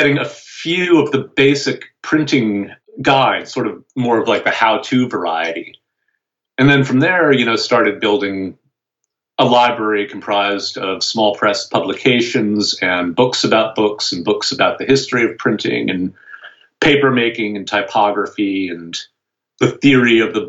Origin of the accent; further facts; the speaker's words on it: Providence, Rhode Island, United States; also born or lived in Vermont; I grew up in Providence, or just outside of Providence